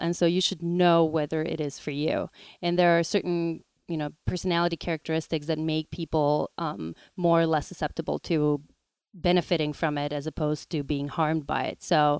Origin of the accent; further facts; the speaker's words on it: North Macedonia; now in New York, United States; Macedonia. Not sure how things are these days over there. I rarely go back home.